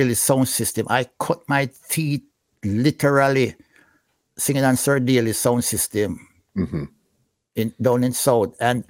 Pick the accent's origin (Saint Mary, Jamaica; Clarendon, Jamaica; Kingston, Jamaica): Kingston, Jamaica; Franklin Town; I'm from Franklintown, which is basically part of Dunkirk, mm-hmm. right?